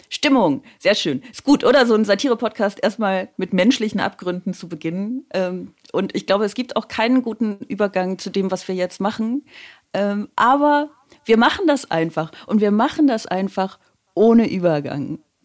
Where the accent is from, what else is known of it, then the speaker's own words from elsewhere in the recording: Aachen, North Rhine-Westphalia, Germany; now in Baden-Württemberg, Germany; ich komme aus Aachen